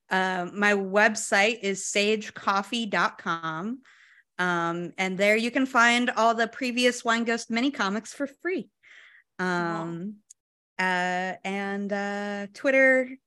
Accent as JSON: {"language": "English", "region": "New Jersey", "country": "United States", "tie": "born or raised there", "said": "I grew up in in Jersey, so like we went to a lot of like black light haunted houses."}